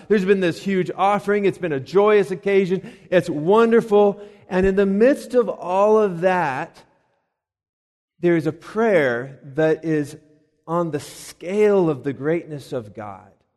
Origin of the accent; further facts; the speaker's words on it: Colorado Springs, Colorado, United States; now in Lexington, United States; I'm from Colorado. And, uh, out there, of course, there's the, the mountains. And we used to, to go, and actually, the city that I'm from is Colorado Springs.